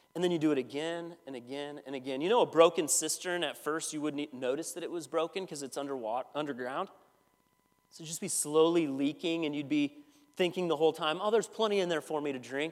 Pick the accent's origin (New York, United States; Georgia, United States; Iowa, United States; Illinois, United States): Iowa, United States; I'm from Iowa.